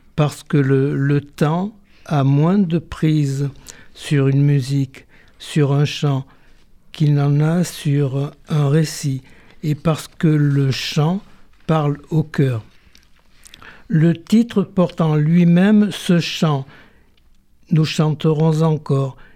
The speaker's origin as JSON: {"language": "French", "town": "Marseille", "region": "Provence-Alpes-Côte d'Azur", "country": "France", "tie": "born or raised there", "said": "Je suis né à Marseille"}